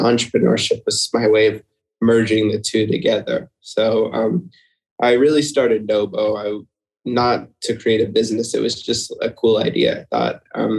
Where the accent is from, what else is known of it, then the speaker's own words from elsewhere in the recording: Seattle, Washington, United States; now in Melbourne, Florida, United States; growing up in Seattle, which was where I'm from originally